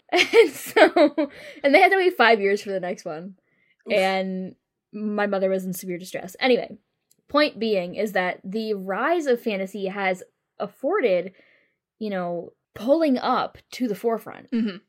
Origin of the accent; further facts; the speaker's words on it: United States; We're American.